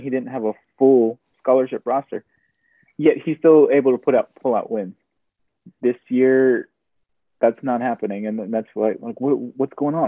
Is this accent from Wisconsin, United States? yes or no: no; Austin, Texas, United States; growing up in Austin, there's no home team